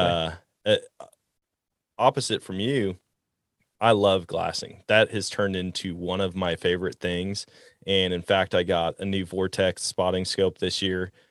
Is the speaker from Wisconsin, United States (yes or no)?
yes; Wisconsin, United States; moved away; I grew up in Wisconsin